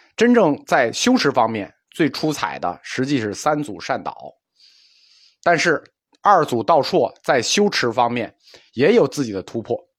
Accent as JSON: {"language": "Chinese", "country": "China", "said": "因为我们中国人相信是一分耕耘一分收获"}